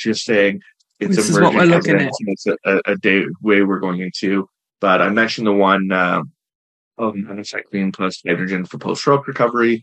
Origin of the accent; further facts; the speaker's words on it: Canada; I'm not American, I'm Canadian